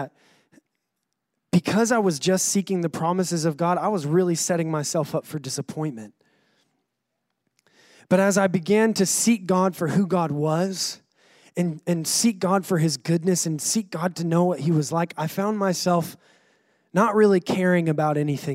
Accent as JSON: {"language": "English", "region": "North Carolina", "country": "United States", "accent": "North Carolina", "moved": "yes", "lives_now": "Rockport, United States", "said": "my accent is from North Carolina"}